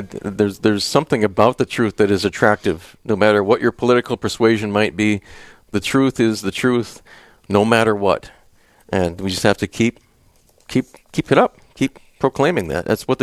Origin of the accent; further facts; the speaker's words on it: Wisconsin, United States; now in Minnesota, United States; I mean, I grew up in Western Wisconsin, so I'm very familiar with this climate and with this sort of attitude.